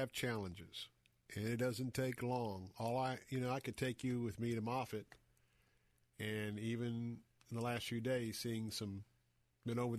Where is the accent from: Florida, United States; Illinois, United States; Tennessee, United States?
Florida, United States; Tampa; a guy that has grown up here, born and raised in Tampa